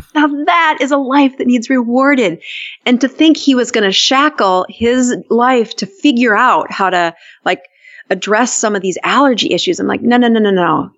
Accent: South Dakota, United States; also born or lived in Utah; I'm from South Dakota

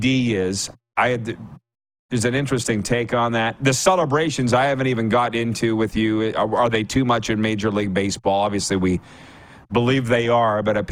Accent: the West, Western Canada, Canada; moved away; you and I are both from the West

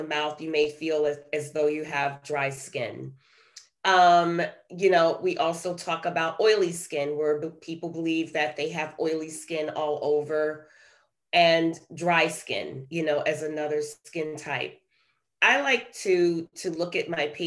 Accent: New York City, New York, United States; moved away as an adult; also born or lived in Detroit, Michigan; now in Perrysburg, United States; I was born and raised in Brooklyn, New York. And I lived there until I left after college and headed to Ohio for medical school

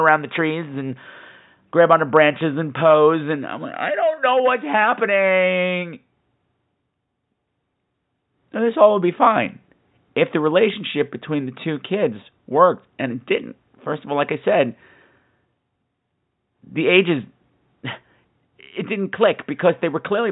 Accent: United States; I'm an American

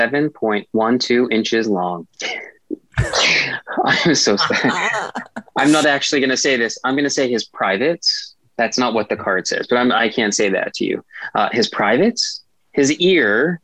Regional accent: Appalachian Mountains, United States; I'm from the Appalachian Mountains

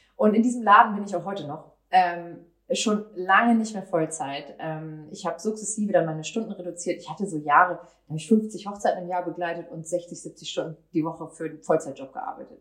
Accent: Cuxhaven, Lower Saxony, Germany; now in Hamburg, Germany; Ich bin äh, in Cuxhaven in meiner Heimat

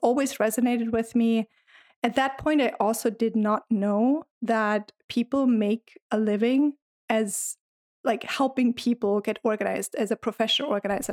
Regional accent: Germany; now in United States; I'm originally from Germany, but I've been living in the U S for quite some

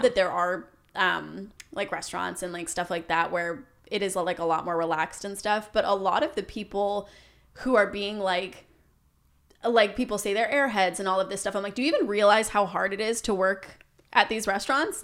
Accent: Canada; growing up in Canada

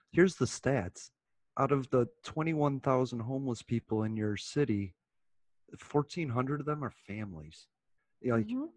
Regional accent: United States; we're American

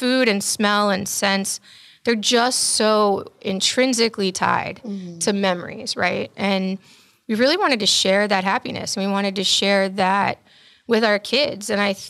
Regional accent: Germany; And I was raised in Germany because my father's also military.

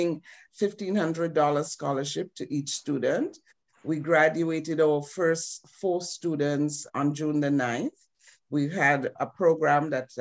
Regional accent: Saint David, Grenada; now in Montreal, Canada; I was born in Grenada, the beautiful little island.

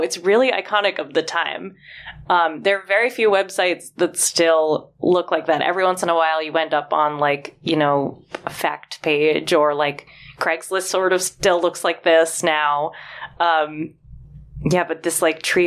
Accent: United States; living and growing up in the United States

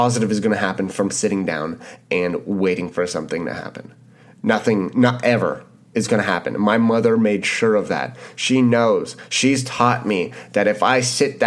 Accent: Canada; being Canadian

